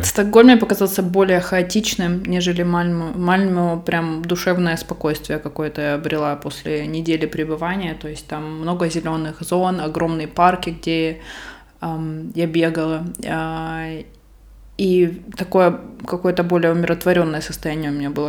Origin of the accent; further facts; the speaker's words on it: Russia; now in Barcelona, Spain; из России, я говорю, из России